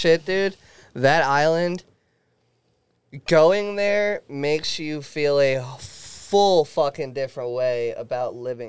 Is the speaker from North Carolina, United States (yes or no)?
no; Reading, Pennsylvania, United States; When I was in Punta Cana, when people were like, yo, Reading. Where are you from? I said Philly. You do not say Reading.